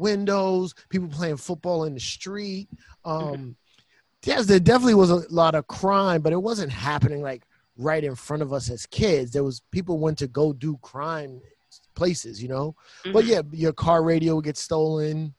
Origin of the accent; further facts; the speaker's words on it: New York City, New York, United States; Growing up in the Bronx in New York City in the 80s was fun and rough